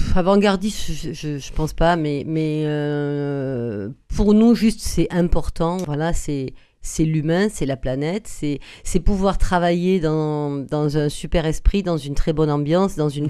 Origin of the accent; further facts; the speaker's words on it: Agen, Nouvelle-Aquitaine, France; On est nés à Agen tous les deux